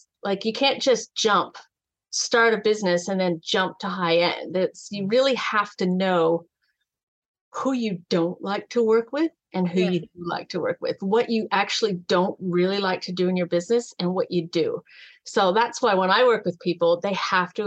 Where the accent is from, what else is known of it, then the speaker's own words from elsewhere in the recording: California, United States; moved away as an adult; also born or lived in San Diego; now in Gold Coast, Australia; I am a California girl